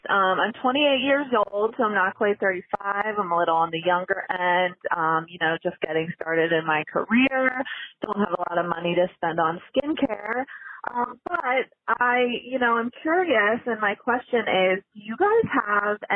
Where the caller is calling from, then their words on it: Lancaster, Pennsylvania, United States; I am calling from Lancaster, Pennsylvania.